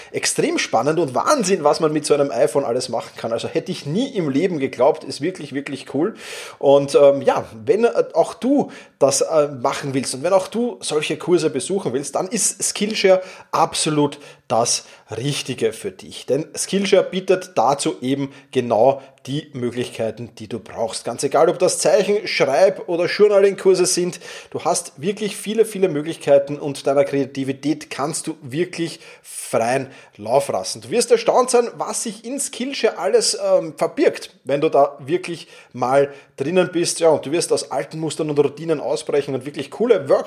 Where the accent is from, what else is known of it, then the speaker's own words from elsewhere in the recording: Vienna, Austria; Wir sind ja beide äh, aus Wien, oder du bist aus, aus der Steiermark, aber momentan in Wien